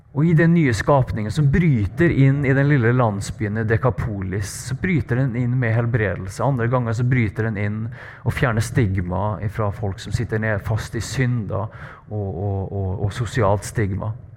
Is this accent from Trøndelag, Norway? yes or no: yes; Trøndelag, Norway; accent: Trøndersk; moved away as an adult; now in Bergen, Norway; jeg er trønder